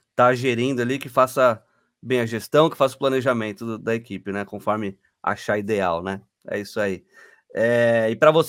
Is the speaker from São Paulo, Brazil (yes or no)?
yes; São Paulo, Brazil; Sou de São Paulo.